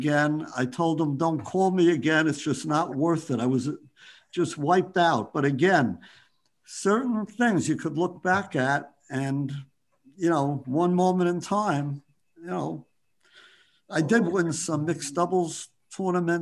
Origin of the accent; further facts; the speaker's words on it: New York City, New York, United States; I grew up in Bayside, playing softball, punch ball, stick ball